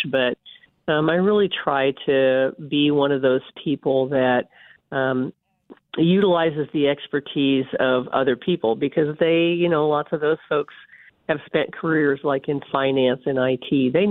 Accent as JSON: {"language": "English", "town": "North Platte", "region": "Nebraska", "country": "United States", "tie": "born or raised there", "also_born_or_lived": "Concordia, Kansas", "moved": "as an adult", "lives_now": "Kansas, United States", "said": "I grew up in North Platte, Nebraska"}